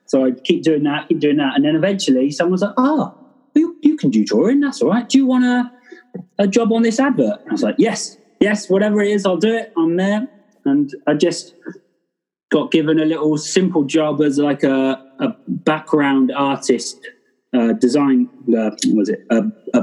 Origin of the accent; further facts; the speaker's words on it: Bristol, South West England, United Kingdom; moved away as an adult; also born or lived in North Wales; I'm from Bristol